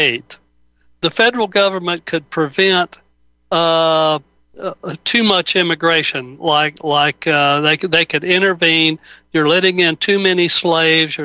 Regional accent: the South, United States; I was born and raised down here in the South

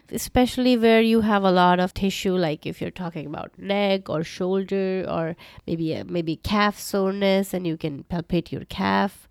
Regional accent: around Delhi and Uttar Pradesh, North India, India; moved away as an adult; also born or lived in Calcutta, India / Edinburgh, United Kingdom; I grew up in India, North India, around Delhi

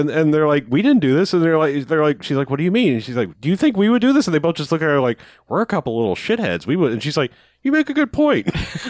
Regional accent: Chicago, Illinois, United States; Yeah, I'm from Chicago.

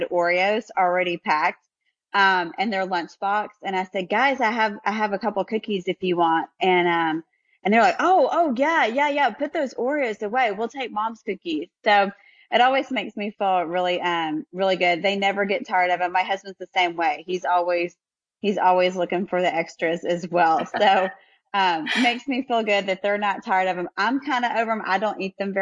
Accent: Memphis, Tennessee, United States; also born or lived in Ohio; now in Nashville, United States; I'm an original Southern girl. I grew up in Memphis

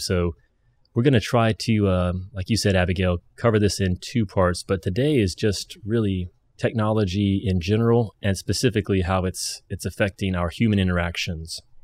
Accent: Kentucky, United States; I'm, I'm from Kentucky

